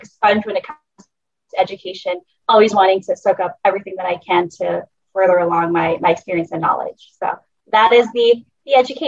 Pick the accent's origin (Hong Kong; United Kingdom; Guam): Guam; also born or lived in Chuuk, Micronesia / Washington, D.C.; super shy island girl who was born and raised here in Guam with the immense privilege to travel back to home in Chuuk. So I am from Chuuk. I am a daughter of Micronesia, and I am a little girl who's somehow found her way to Washington, D.C.